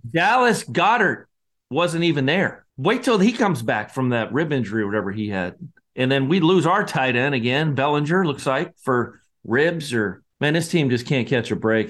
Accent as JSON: {"language": "English", "region": "Scotland", "country": "United Kingdom", "moved": "yes", "said": "I'm the Scotsman"}